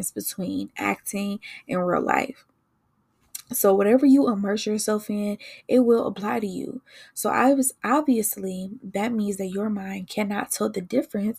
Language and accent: English; Detroit, Michigan, United States; I was born and raised in Detroit. I grew up on the east side